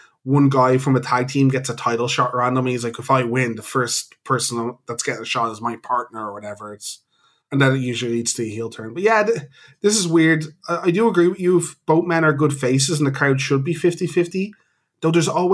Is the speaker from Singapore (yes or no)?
no; Ireland; We're Irish.